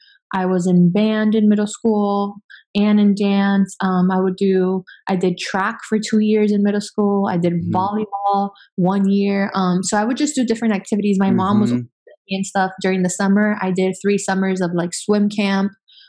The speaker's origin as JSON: {"language": "English", "town": "Miami", "region": "Florida", "country": "United States", "tie": "born or raised there", "also_born_or_lived": "Venezuela", "second_language": "English", "said": "I grew up in Venezuela until I was 8 and then I moved to Miami. And growing up in Miami was definitely a culture shock for me."}